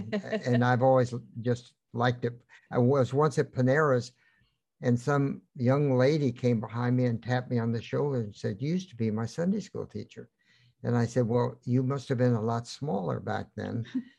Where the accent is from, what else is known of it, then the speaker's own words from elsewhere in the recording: Kansas City, Missouri, United States; I'm from Kansas City.